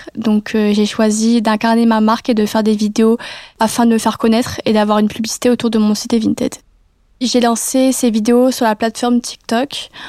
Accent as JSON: {"language": "French", "town": "Metz", "region": "Grand Est", "country": "France", "moved": "as an adult", "lives_now": "Nice, France", "said": "je suis originaire de Metz"}